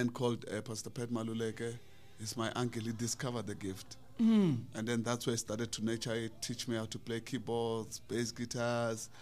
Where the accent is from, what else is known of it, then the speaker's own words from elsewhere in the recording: Malamulele, Limpopo, South Africa; I was born and raised there. In the village called Muchibizi, a small village.